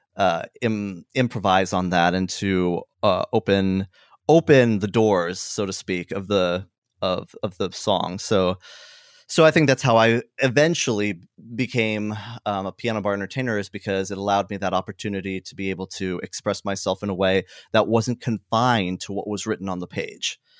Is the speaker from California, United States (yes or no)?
yes; Hemet, California, United States; I grew up in a town called Hemet. Uh, it's a it's a smaller town in Southern California